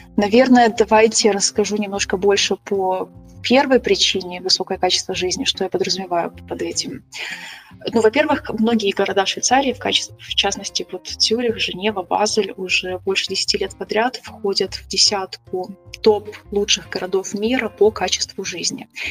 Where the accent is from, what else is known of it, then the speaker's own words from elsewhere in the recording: Kyiv, Ukraine; moved away as an adult; also born or lived in Germany; now in Switzerland; я сама родом из Киева. Я выросла в Киеве